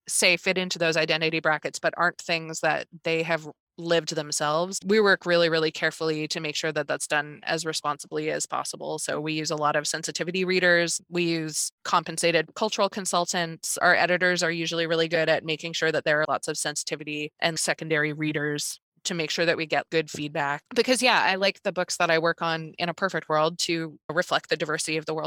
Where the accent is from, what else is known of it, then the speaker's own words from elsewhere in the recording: Newfoundland and Labrador, Canada; I grew up in Newfoundland